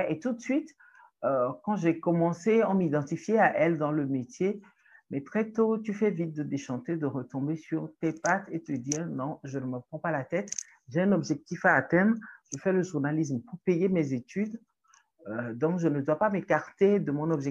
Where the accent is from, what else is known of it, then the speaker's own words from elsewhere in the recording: Togo; Euh, je suis togolaise euh, chargée de communication